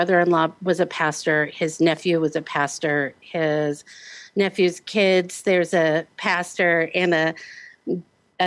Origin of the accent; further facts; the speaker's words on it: Omaha, Nebraska, United States; Originally Omaha, Nebraska.